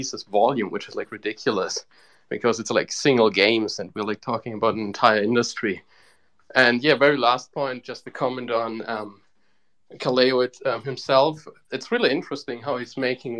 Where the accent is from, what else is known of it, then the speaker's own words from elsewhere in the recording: Bavaria, Germany; I'm actually like from Bavaria.